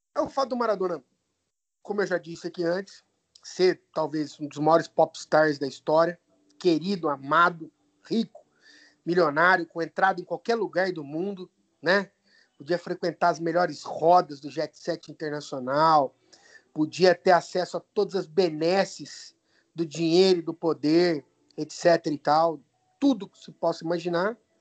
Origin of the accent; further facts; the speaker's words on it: Campinas, São Paulo, Brazil; eu sou de Campinas